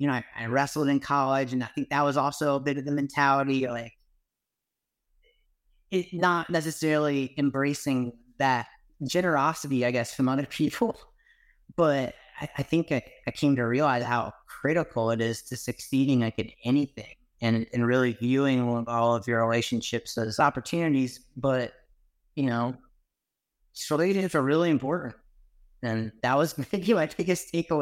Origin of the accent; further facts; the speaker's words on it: Virginia Beach, Virginia, United States; moved away as an adult; also born or lived in Outer Banks, North Carolina; I grew up surfing in Virginia Beach and the Outer Banks.